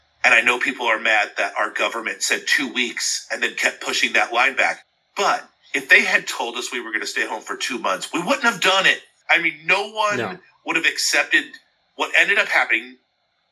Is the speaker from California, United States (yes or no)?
yes; Southern California, United States; growing up in Southern California